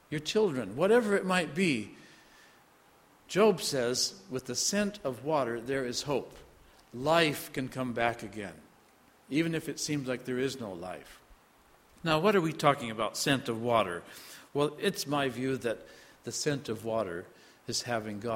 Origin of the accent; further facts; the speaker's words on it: Iowa, United States; moved away; also born or lived in North Dakota; I was spent a lot of years growing up in Iowa, farm country, pastored in North Dakota for quite some time as well